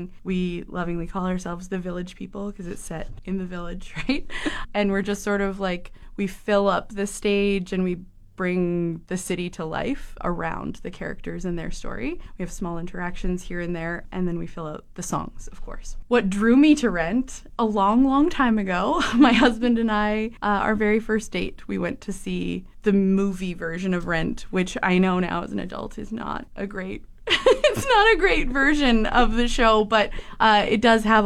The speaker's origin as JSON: {"language": "English", "town": "Camrose", "region": "Alberta", "country": "Canada", "tie": "born or raised there", "moved": "as an adult", "lives_now": "Fort McMurray, Canada", "said": "I'm actually from Camrose, so Big Valley Jamboree. I grew up there with my husband"}